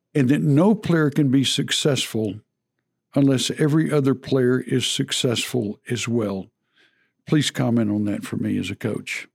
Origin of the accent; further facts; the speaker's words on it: Texas, United States; as a Texan